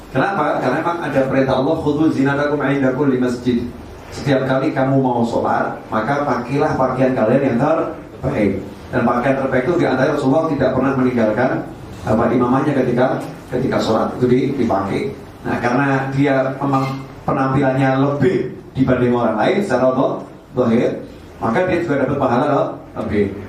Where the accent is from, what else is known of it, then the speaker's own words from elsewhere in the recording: Java, Indonesia; Kita orang Jawa pakai peci hitam saja atau pakai kopiah saja.